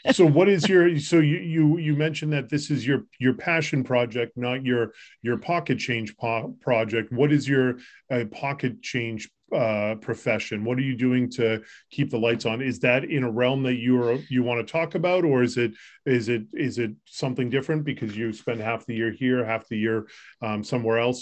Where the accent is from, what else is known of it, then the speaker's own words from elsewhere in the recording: Concord, Massachusetts, United States; moved away as an adult; also born or lived in Colorado / Florida; I grew up locally in the Lexington area. I grew up in Concord